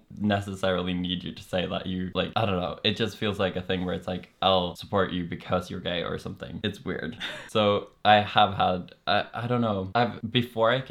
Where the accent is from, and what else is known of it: Norway; accent: Norwegian